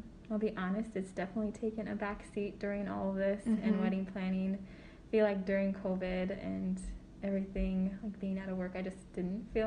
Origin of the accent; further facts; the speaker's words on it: Sioux Falls, South Dakota, United States; I grew up in Sioux Falls, South Dakota